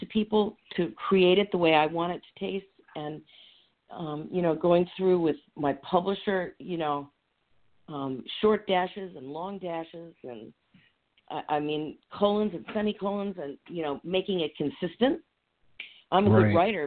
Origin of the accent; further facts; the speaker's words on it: New York, United States; also born or lived in Maryland; now in Phoenixville, United States; I grew up in New York